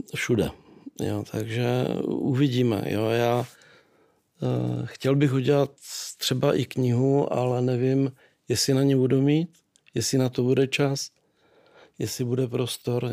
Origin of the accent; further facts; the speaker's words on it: Nový Jičín, Moravian-Silesian Region, Czechia; also born or lived in Rožnov pod Radhoštěm; narodil jsem se v Novém Číně